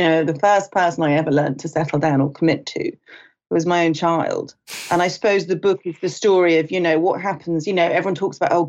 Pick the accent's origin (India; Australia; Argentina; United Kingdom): United Kingdom; moved away as an adult; also born or lived in Los Angeles; I'm British. I was a journalist in London